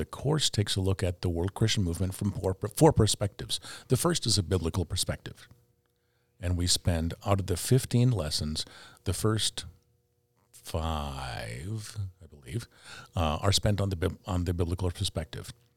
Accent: Fargo, North Dakota, United States; I was, uh, uh, raised in Fargo

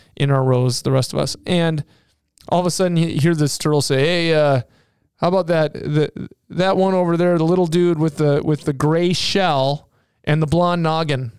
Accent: Seattle, Washington, United States; I grew up in Seattle

